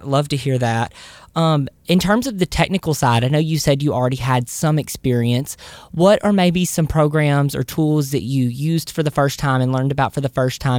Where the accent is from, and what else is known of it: Southern United States, United States; accent: Southern